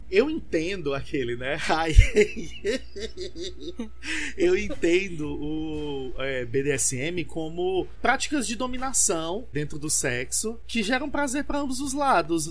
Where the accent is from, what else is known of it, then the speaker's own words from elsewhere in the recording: Fortaleza, Ceará, Brazil; sou de Fortaleza, Ceará